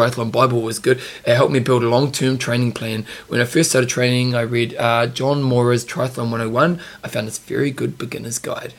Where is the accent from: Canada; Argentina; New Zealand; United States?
New Zealand